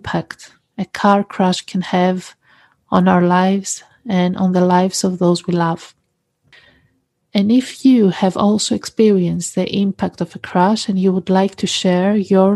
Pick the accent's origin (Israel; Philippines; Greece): Greece; also born or lived in United Kingdom; I was born in the UK, but I was raised in Greece